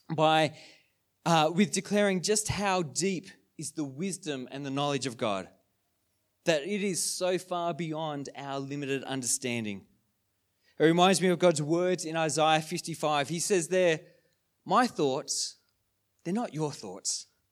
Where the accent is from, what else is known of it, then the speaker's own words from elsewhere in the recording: Sydney, New South Wales, Australia; moved away as an adult; now in Wodonga, Australia; we're from Sydney.